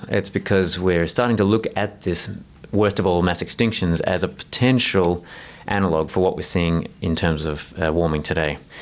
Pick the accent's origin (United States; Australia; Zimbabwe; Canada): Australia; Southeast Australia